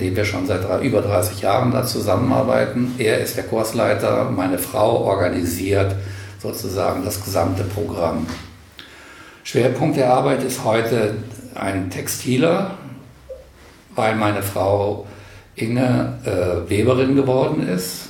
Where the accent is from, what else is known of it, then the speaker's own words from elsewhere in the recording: Bad Karlshafen, Hesse, Germany; also born or lived in Kassel; now in Wendland, Germany; ich stamme aus Karlshafen an der Weser mit Blick auf Würgersen. Und Würgersen war Atomkraftwerk. Und in meiner Jugend habe ich das sozusagen aus dem Kinderzimmer wachsen sehen